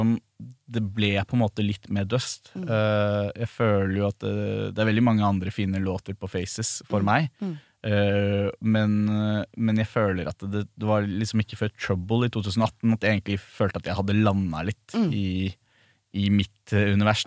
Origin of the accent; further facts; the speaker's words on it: Norway; ble jo også vårt første hit her hjemme i Norge